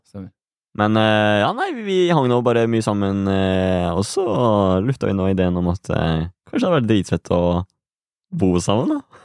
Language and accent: Norwegian; Halden, Østfold, Norway; also born or lived in Asker / Bærum; Jeg er nå fra Halden